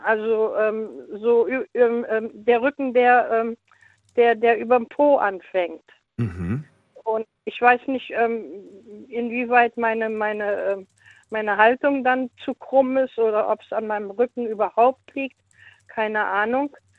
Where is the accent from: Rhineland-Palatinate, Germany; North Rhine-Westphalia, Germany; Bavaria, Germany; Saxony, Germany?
North Rhine-Westphalia, Germany; Leverkusen; now in Cologne, Germany; ich bin in Leverkusen geboren und ähm, da sind wir immer in Leverkusen im Hallenbad gewesen.